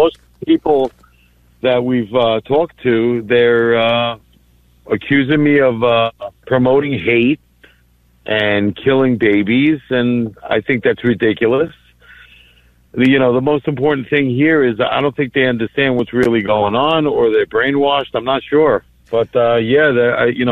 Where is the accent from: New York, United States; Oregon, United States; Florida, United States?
New York, United States; Syosset; also born or lived in Greece; I grew up in Syosset, Woodbury, New York, primarily very Jewish community. I was one of like three Greek kids in the whole school.